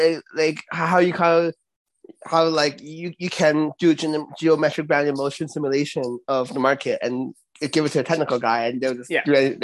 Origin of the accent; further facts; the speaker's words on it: Canada; I'm Canadian. We are Canadian.